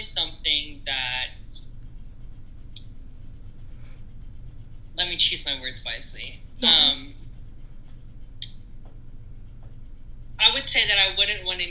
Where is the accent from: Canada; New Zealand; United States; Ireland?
United States; East Texas; also born or lived in Lufkin, Texas; growing up in East Texas and being gay was easy